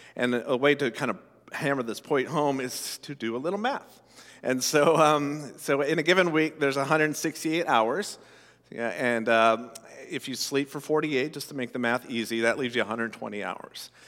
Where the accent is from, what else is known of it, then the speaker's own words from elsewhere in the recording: Colorado, United States; I grew up in Colorado, uh, you know, landlocked state